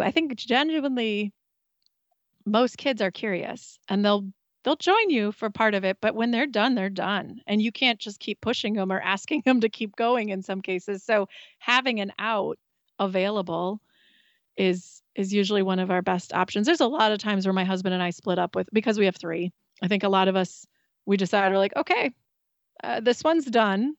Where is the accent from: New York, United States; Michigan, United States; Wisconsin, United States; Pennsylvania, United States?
Wisconsin, United States; We're from Wisconsin